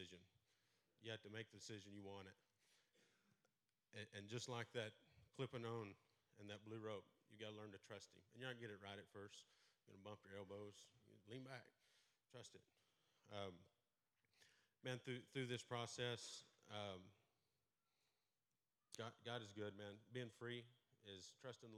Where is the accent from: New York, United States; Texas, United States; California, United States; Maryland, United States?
Texas, United States; Merkel; I grew up in Merkel, right outside of Abilene, went to school at Merkel High School